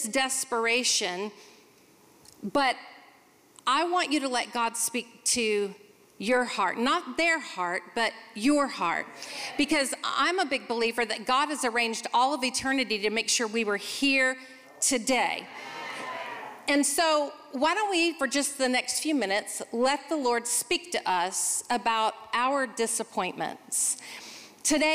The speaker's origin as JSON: {"language": "English", "town": "Charlotte", "region": "North Carolina", "country": "United States", "said": "I'm from Charlotte, North Carolina"}